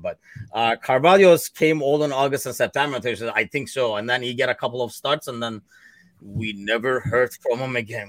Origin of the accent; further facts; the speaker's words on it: Turkey; now in United States; me originally being from Turkey